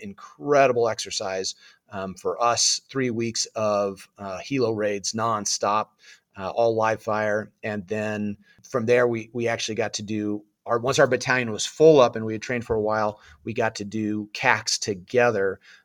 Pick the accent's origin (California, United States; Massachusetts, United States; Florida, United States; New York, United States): California, United States; Southern; also born or lived in Oklahoma; Born and raised in Southern California